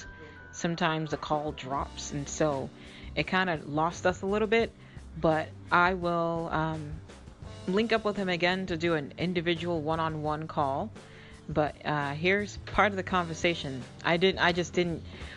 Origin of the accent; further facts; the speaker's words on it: Boston, Massachusetts, United States; also born or lived in Dade County, Florida; I grew up in Boston, Massachusetts